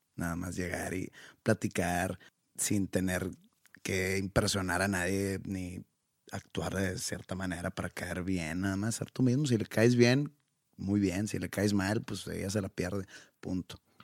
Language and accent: Spanish; Mexico; Yo soy de México